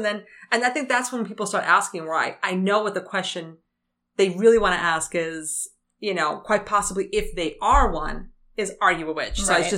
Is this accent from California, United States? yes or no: no; Bronx, New York, United States; wait, are you Puerto Rican? Yeah, I'm from the Bronx.